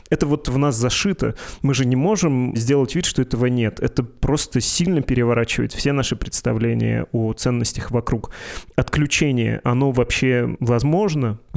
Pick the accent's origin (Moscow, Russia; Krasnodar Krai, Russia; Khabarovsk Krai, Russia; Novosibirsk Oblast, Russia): Novosibirsk Oblast, Russia; Novosibirsk; Где я э, из Новосибирска, а где Белгородская область или там Украины и все вот это.